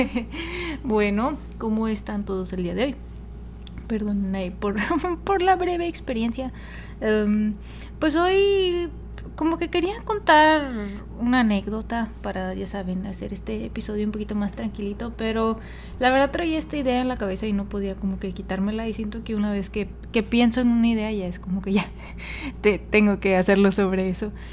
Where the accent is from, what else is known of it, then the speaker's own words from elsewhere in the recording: Monterrey, Nuevo León, Mexico; first language Spanish; yo soy mexicana y pues nací, nací y em, aprendí a hablar español pero debido a que vivía en una ciudad, este, no fronteriza, pero pues sí a una hora de la frontera, que es Monterrey